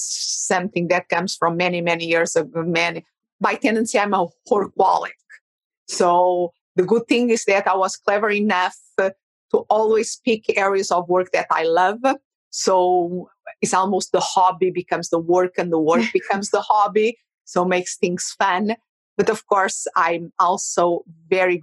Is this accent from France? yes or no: no; Portugal; English is a second language; moved away as an adult; now in Phoenix, United States; And originally, I'm from Portugal.